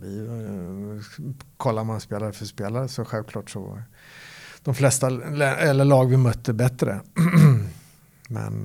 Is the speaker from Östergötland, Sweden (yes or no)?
no; Örebro, Örebro County, Sweden; moved away as an adult; also born or lived in Gothenburg; Jag är uppväxt i, i Örebro